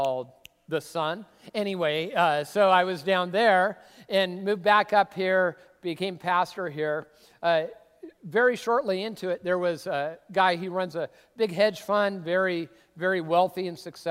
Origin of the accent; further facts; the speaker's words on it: Tacoma, Washington, United States; moved away as an adult; also born or lived in California / Arizona; I grew up in the Northwest Cultural Center of the Universe, Tacoma, Washington